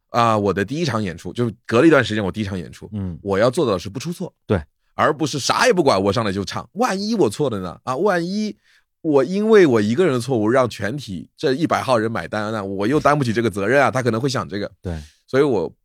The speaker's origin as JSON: {"language": "Chinese", "town": "Wenzhou", "region": "Zhejiang", "country": "China", "also_born_or_lived": "Shanghai", "moved": "yes", "said": "我是温州人，然后温州是三面靠山一面靠海的"}